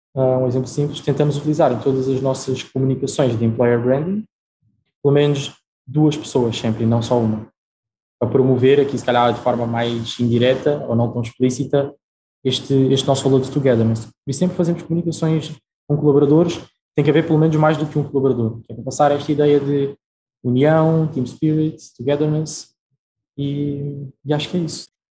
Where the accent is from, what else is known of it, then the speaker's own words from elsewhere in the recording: Portugal; also born or lived in Brazil; Eu uh, nasci no Brasil, e vim para Portugal com a minha família muito novo, tinha 4 anos